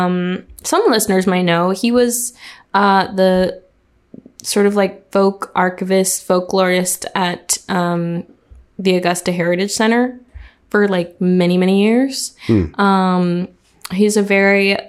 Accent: Montreal, Quebec, Canada; So I'm originally from Montreal, Quebec, and like Canada mostly, like, no, completely born and raised.

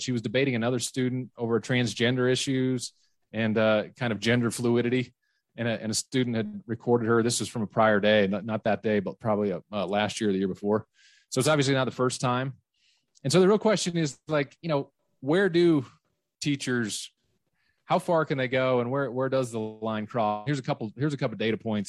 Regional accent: West Valley City, Utah, United States; where I grew up in West Valley City, obviously, is a very different place demographically

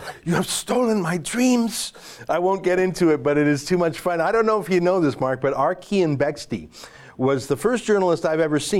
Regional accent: Canada; as a Canadian

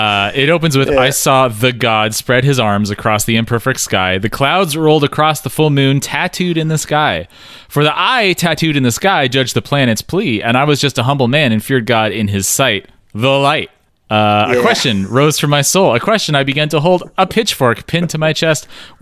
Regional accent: Eugene, Oregon, United States; Maybe I just say that because I grew up in Eugene, Oregon, which is the hippie capital of the world.

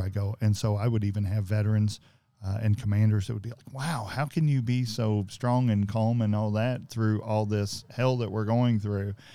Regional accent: Greenville, Georgetown, Floyds Knobs area, Indiana, United States; I was raised in Greenville, Georgetown, Floyd Snobbs area

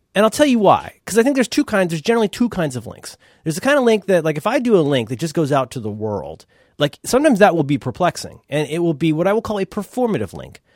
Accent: Ohio, United States; I'm from Ohio

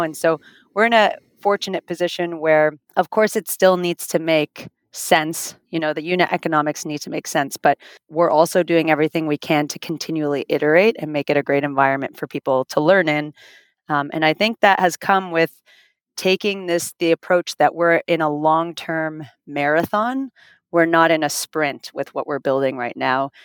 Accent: Finland; also born or lived in Toronto, Canada; now in Miami, United States; I'm originally from Finland

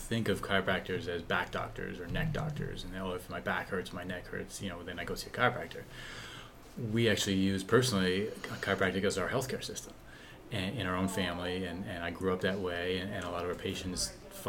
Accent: New Jersey, United States; moved away; also born or lived in Midwest / Vermont/New Hampshire area; I grew up in New Jersey

